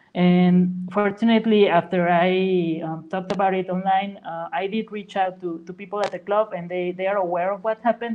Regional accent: Huasteca, Mexico; now in San Luis Potosí, Mexico; I'm actually from the Huasteca region, uh, which is like three hours away

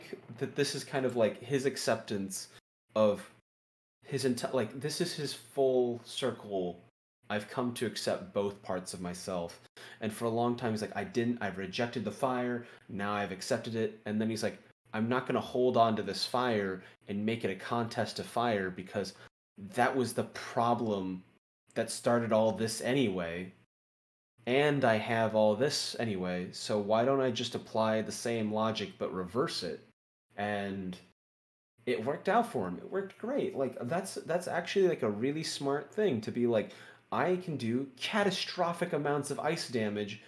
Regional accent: the Bible Belt, United States; I came from the Bible Belt and I was raised in a pretty religious environment

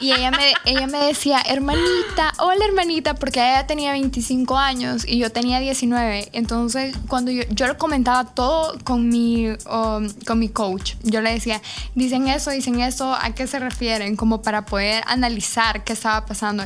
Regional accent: El Salvador; ¿y de dónde eres tú? Y yo le digo, El Salvador

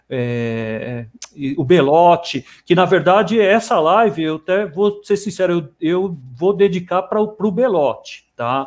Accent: Santo André, São Paulo, Brazil; nós somos morador, eu nasci em Santo André

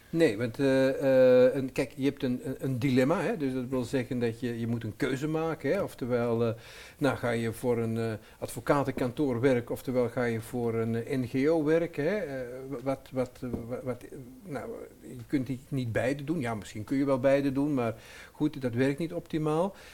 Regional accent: Antwerp, Flanders, Belgium; ik ben Antwerpenaar, eh, maar mijn, mijn moeder was Nederlands en mijn vader was Antwerpenaar

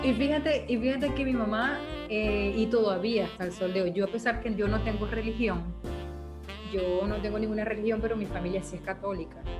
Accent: Venezuela; en el caso de venezolanos, que tenemos muchas familias

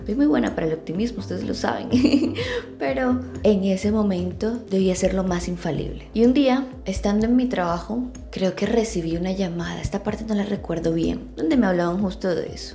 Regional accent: Barranquilla, Atlántico, Colombia; como dicen, decimos aquí en mi tierra, en Barranquilla, Colombia

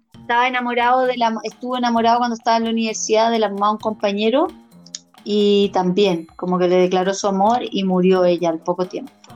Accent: near Molina, Maule, Chile; cercano a mi tierra

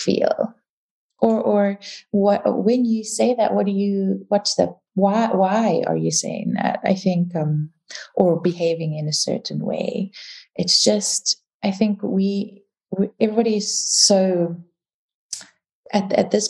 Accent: South Africa; first language English; also born or lived in Dubai / United Kingdom; now in Vienna, Austria; I'm South African

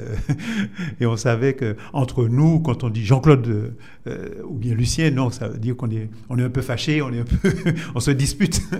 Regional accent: Fort-de-France, Martinique; also born or lived in Saint-Esprit, Martinique; Et je suis né à Fort-de-France, dans un quartier euh, que j'aime euh, beaucoup toujours, même si je n'y vais pas souvent, donc euh, au quartier Hermitage, donc à Fort-de-France

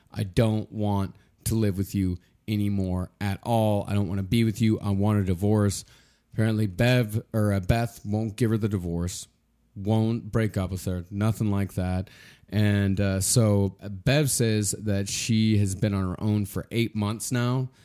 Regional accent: Texas, United States; now in New York City, United States; I'm from Texas

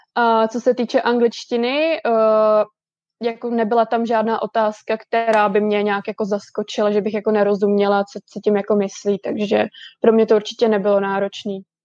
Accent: Most, Ústí nad Labem Region, Czechia; moved away as an adult; now in Vancouver, Canada; já jsem ze severních Čech, já jsem z Mostu

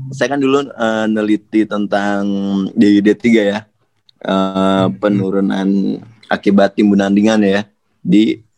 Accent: Bandung, West Java, Indonesia; Apalagi kan saya orang Bandung nih.

